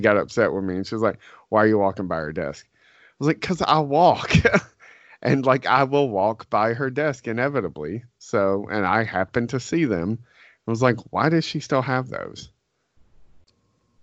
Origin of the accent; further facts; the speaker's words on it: the South, United States; we're from the South.